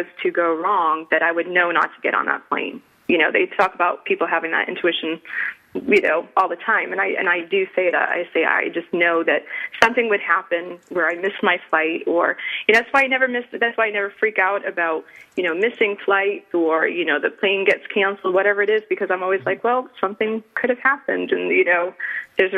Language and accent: English; Rhode Island, United States; I grew up in Rhode Island